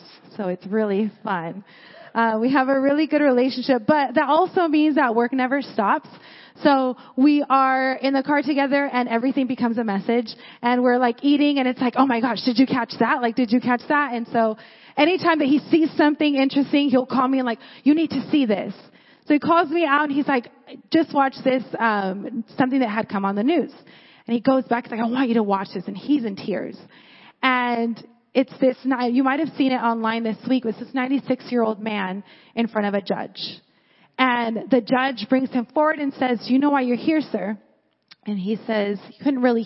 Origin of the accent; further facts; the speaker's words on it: Porterville, California, United States; I'm from Porterville